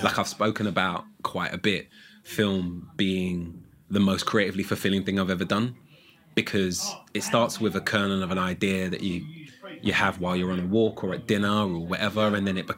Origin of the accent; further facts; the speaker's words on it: London, United Kingdom; I'm from Holloway in North London.